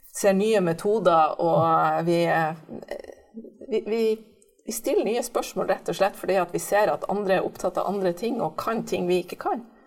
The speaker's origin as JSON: {"language": "Norwegian", "town": "Bodø", "region": "Nordland", "country": "Norway", "tie": "born or raised there", "accent": "Nordland dialect", "moved": "yes", "said": "Jeg vokste opp i Bodø"}